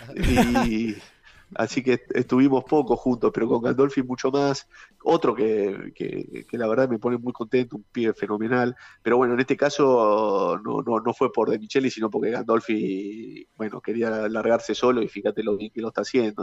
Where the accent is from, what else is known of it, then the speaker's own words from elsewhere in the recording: Argentina; como argentino